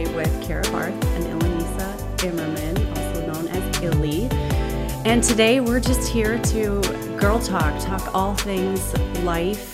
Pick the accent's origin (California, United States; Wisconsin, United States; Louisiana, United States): Wisconsin, United States; Janesville; moved away as an adult; also born or lived in Milwaukee, Wisconsin; now in Houston, United States; I grew up in Janesville, Wisconsin, small town